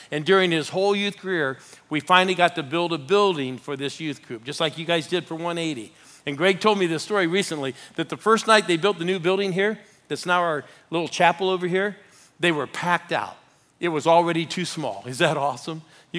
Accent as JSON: {"language": "English", "town": "Phoenix", "region": "Arizona", "country": "United States", "said": "I'm from Phoenix."}